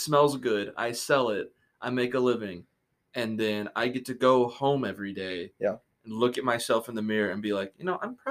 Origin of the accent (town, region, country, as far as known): West Kentucky, United States; born or raised there; moved away